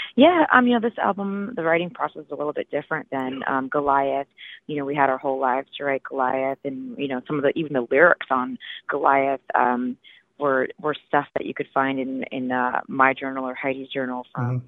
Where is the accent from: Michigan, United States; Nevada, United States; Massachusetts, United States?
Michigan, United States; Detroit; moved away; also born or lived in Los Angeles; I grew up in Detroit